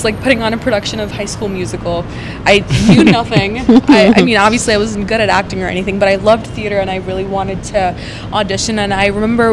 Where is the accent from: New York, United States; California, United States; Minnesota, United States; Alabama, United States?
Minnesota, United States; moved away as an adult; also born or lived in India / Seattle; now in Los Angeles, United States; I was born in India, grew up there for a little bit, and then moved to Minnesota, which is where I did all the way from elementary school through college